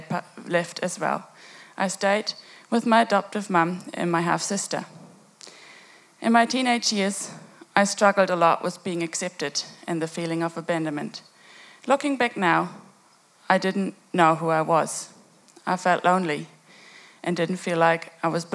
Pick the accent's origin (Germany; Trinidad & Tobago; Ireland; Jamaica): Germany; I have been born and growing up in Germany